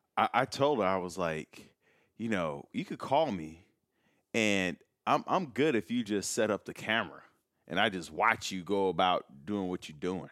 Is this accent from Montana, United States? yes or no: no; Chicago, Illinois, United States; now in Los Angeles, United States; I'm from Chicago.